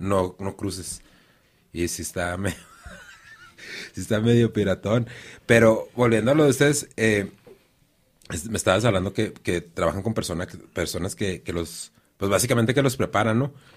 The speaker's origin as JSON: {"language": "Spanish", "country": "Mexico", "said": "yo soy de la Zapata"}